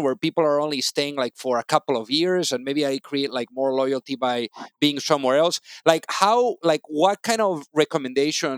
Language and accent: English; Spain; now in New York City, United States; coming from Spain.